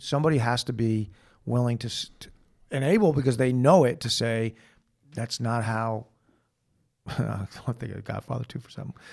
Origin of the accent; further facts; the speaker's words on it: Manhasset, New York, United States; I was born in Manhasset, New York on November nineteenth, nineteen sixty-three